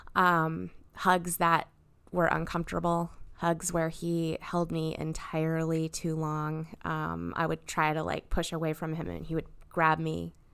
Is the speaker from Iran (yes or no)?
no; Fairbanks, Alaska, United States; now in Louisville, United States; I was born up in Fairbanks